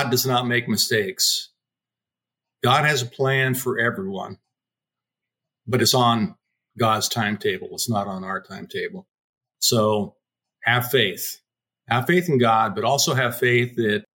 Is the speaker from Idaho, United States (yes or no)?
yes; Pocatello, Idaho, United States; moved away; I grew up in Pocatello, Idaho